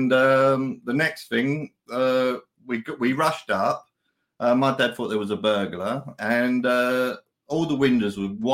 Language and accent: English; London, United Kingdom; I was born in the East End of London and in a place called Plaistow. It's a tough area and you have to learn to fight